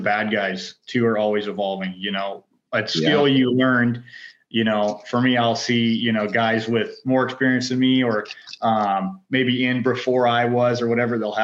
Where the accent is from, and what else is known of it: North Idaho, United States; born or raised there